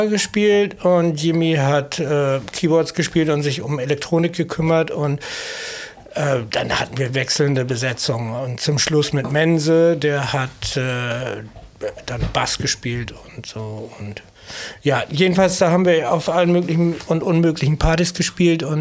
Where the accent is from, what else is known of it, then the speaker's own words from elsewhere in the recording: East Frisia, Lower Saxony, Germany; moved away; also born or lived in Hamburg; ich ja, bin Ostfriese